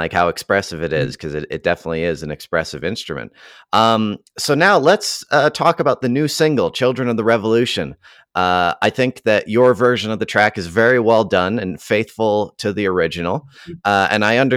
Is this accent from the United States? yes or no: no; Canada; So now I'm Canadian